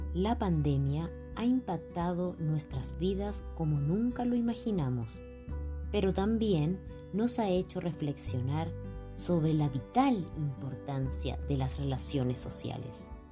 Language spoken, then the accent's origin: Spanish; Guallatire, Arica y Parinacota, Chile; now in Arica, Chile; soy oriunda del pueblo de Guayatire